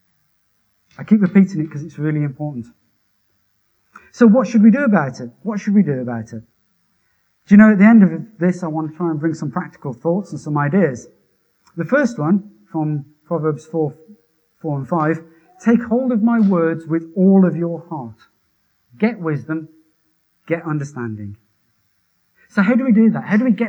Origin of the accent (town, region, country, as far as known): Wolverhampton, West Midlands, United Kingdom; born or raised there